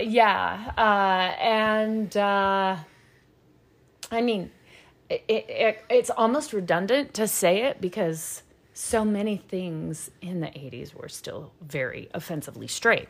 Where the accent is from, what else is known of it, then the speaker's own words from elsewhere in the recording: the South, United States; I'm from the South